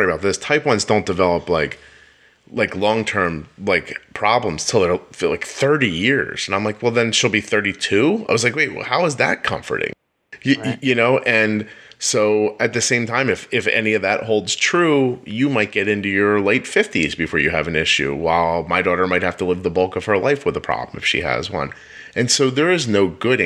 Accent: Pennsylvania, United States; when I was 16, I grew up in Pennsylvania

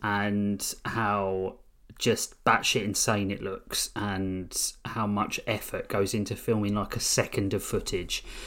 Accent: United Kingdom; we're British

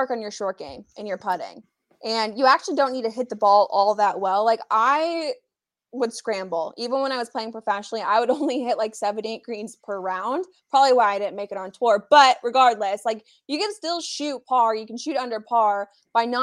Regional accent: Colorado, United States; moved away as an adult; also born or lived in Arizona; I grew up in Colorado, and so I learned to play the game there

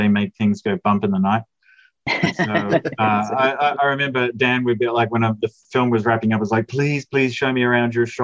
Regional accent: Australia; accent: Australian; moved away as an adult; also born or lived in United States / Canada; if you can tell from my accent, I'm Australian, but I spent the last 20 years traveling the world

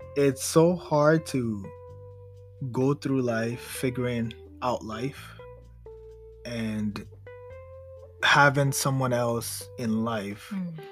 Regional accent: Ghana; I'm from Ghana. I'm originally from Ghana

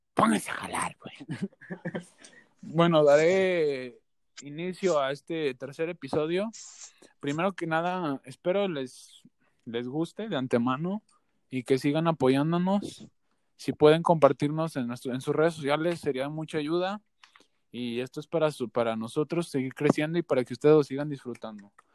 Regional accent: Aguascalientes, Mexico; nosotros tres somos de Aguascalientes

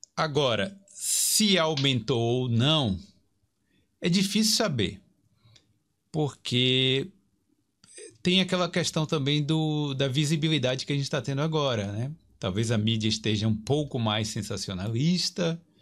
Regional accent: Brazil; moved away as an adult; now in Ireland; vim do Brasil

